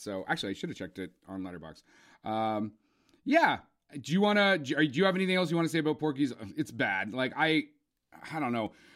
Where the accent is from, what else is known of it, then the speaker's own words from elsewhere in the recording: Canada; also born or lived in Ontario; being Canadian